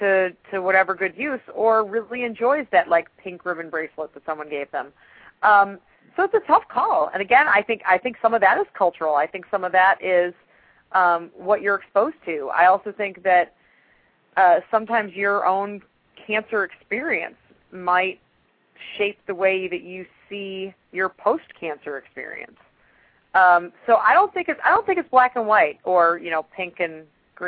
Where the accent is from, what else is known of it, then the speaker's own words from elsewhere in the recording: Chicago, Illinois, United States; now in Atlanta, United States; I'm originally from Chicago.